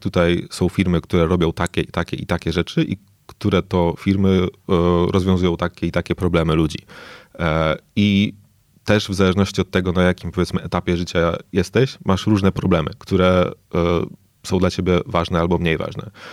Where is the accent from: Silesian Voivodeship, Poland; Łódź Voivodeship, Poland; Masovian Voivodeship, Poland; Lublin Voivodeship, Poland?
Lublin Voivodeship, Poland; Lublin; also born or lived in Singapore; urodziłem się w Lublinie, zacząłem tutaj uczyć się, e, chodzić do, do szkoły